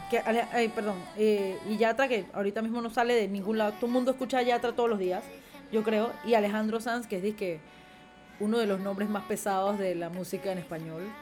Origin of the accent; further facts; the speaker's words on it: Panama; Y el … como panameño nos está dejando en alto en la música y en todo lo que hace.